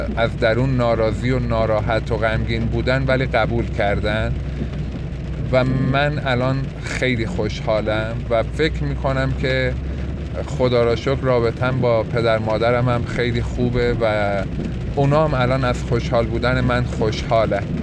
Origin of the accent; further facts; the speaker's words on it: Yazd, Yazd Province, Iran; moved away as an adult; توی همون یزد خودمون باید یه رشته ای را انتخاب بکنم